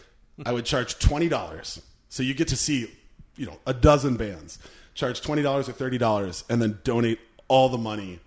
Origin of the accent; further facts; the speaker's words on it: Minnesota, United States; We're Minnesotans.